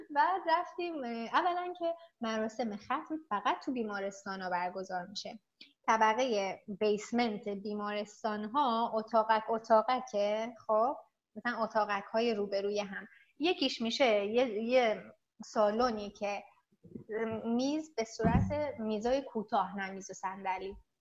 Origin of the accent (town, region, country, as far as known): Iran; moved away as an adult; now in South Korea